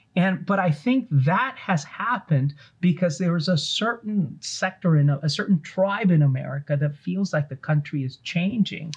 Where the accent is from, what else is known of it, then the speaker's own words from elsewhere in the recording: Los Angeles, California, United States; also born or lived in East Coast; I grew up uh, watching Jerome Bettis play for the Los Angeles Rams